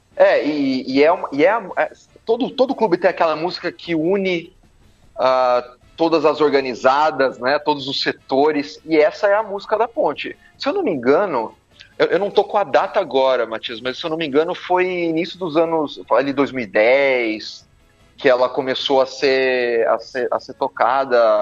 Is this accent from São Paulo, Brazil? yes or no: yes; Bauru, São Paulo, Brazil; also born or lived in Campinas; eu sou nascido em Bauru